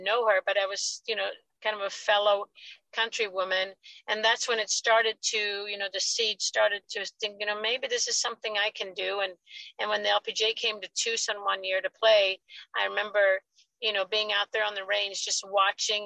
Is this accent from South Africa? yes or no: no; Sweden; moved away; I growing up in Sweden